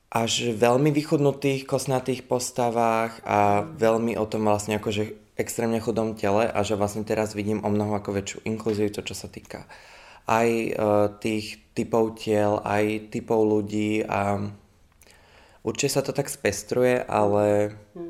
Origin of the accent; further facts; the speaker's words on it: Slovakia; moved away as an adult; now in Czech Republic; doma na Slovensku